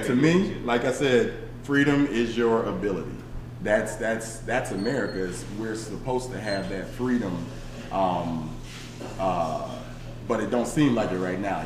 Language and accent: English; Aurora, Illinois, United States; also born or lived in Chicago; growing up in Chicago, growing up in Aurora on the tough sides of the west side